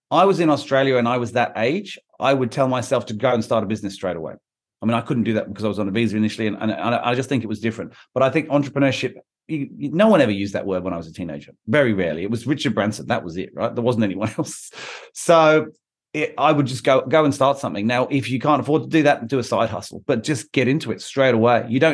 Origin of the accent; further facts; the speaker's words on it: London, United Kingdom; In London was obvious. I'm from London. I have contacts there.